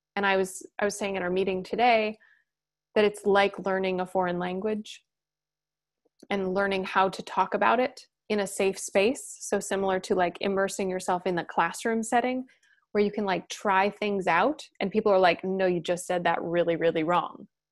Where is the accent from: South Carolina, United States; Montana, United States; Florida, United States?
Montana, United States; Blackfeet Reservation; I grew up on the Blackfoot Reservation in Montana